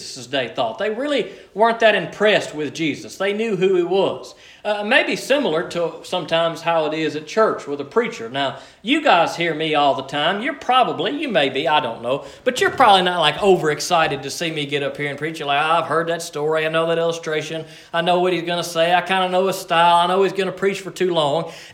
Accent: Liberty, Mississippi, United States; I'm from Liberty, Mississippi

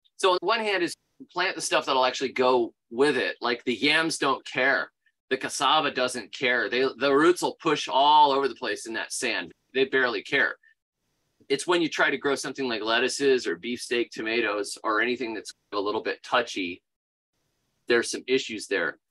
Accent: Florida, United States; moved away as an adult; now in Alabama, United States; I grew up in Florida. I'm a native Floridian

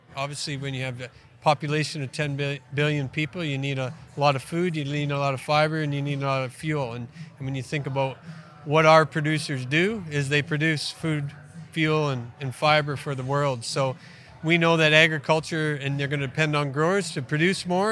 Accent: Western Canada, Canada; moved away as an adult; now in Australia; I grew up in Western Canada, grew up on a family farm

